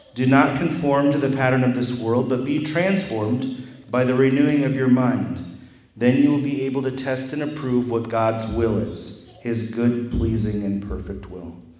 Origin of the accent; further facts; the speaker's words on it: Wauseon, Ohio, United States; I'm from Wauseon, Ohio, only an hour away from here.